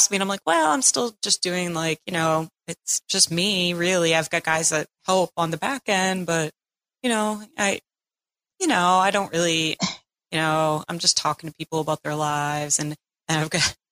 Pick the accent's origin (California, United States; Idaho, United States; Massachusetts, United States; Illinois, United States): Massachusetts, United States; Cape Cod; now in Tampa, United States; I grew up on Cape Cod, so I'm a bit of a brat in that sense